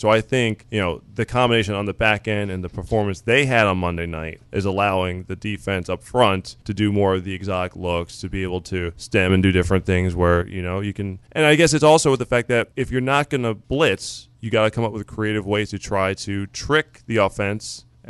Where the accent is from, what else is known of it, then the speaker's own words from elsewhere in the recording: Philadelphia, Pennsylvania, United States; We're from Philadelphia. We fight.